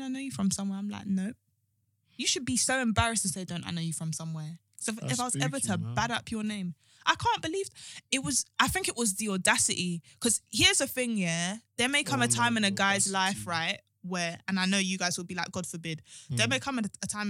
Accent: London, United Kingdom; I'm from Brixton

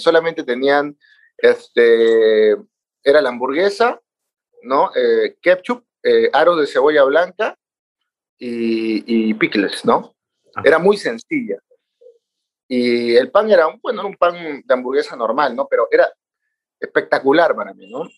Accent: Peru; moved away; yo ya vivo a casi nueve años, soy peruano

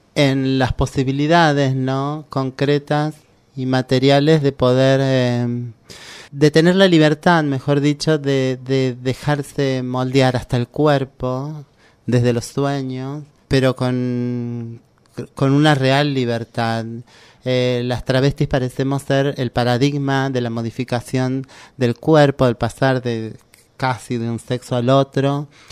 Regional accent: Córdoba, Argentina; moved away as an adult; now in Buenos Aires, Argentina; yo soy de Córdoba

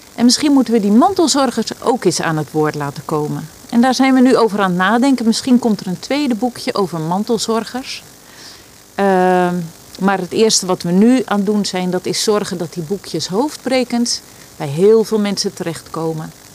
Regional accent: Rijnsburg, South Holland, Netherlands; now in Valkenburg, Netherlands; ik kom uit Rijnsburg en nu woon ik in Valkenburg

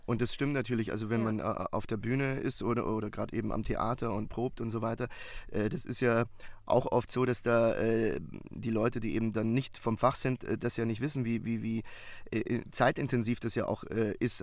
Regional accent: Munich, Bavaria, Germany; now in Berlin, Germany; Ich bin gebürtiger Münchner und äh, bin äh, seit äh, vielen, vielen Jahren äh, Wahlberliner

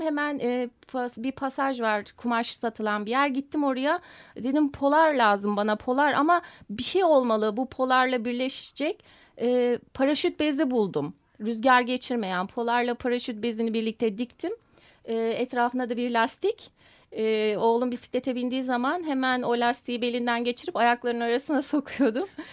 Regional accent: Bremen, Germany; moved away; also born or lived in Komotini, Western Thrace, Greece; Almanya Bremen'de doğmuş olmam

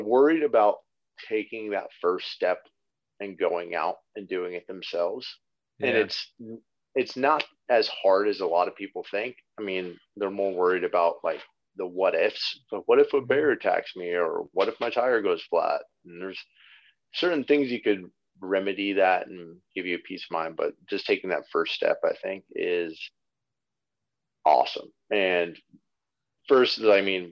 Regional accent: California, United States; I'm from California.

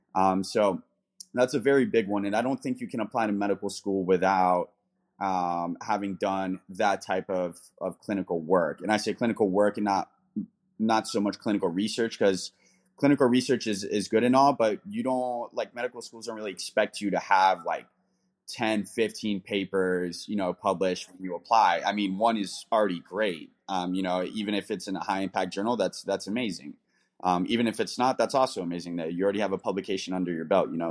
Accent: United States; also born or lived in London, United Kingdom / Denver, Colorado; being American

